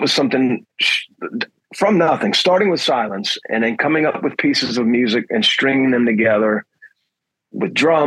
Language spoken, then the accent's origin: English; New Orleans, Louisiana, United States; I'm born and raised in New Orleans